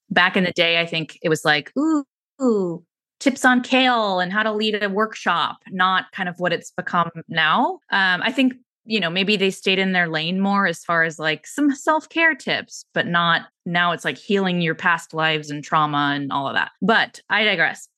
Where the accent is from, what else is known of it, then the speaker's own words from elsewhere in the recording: San Francisco, California, United States; I grew up in San Francisco